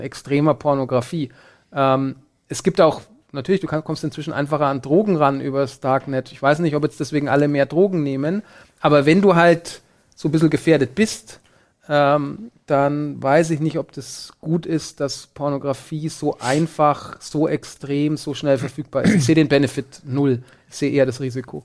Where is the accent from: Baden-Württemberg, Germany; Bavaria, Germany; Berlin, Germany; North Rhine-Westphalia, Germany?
Bavaria, Germany; ich bin in Bayern zur Schule gegangen